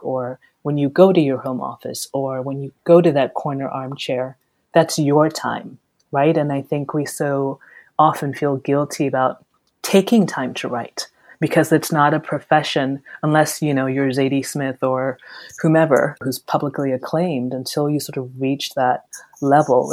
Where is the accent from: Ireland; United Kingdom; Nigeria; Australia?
Nigeria; I'm Nigerian